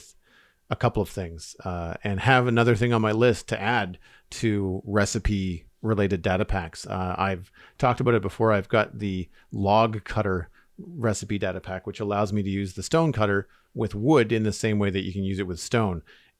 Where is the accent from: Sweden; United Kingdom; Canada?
Canada; As a Canadian